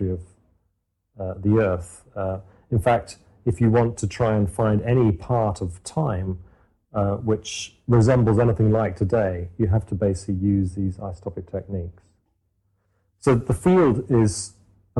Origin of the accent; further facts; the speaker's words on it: Cornwall, South West England, United Kingdom; moved away as an adult; also born or lived in Newcastle upon Tyne, England; I grew up in Cornwall in the southwest of England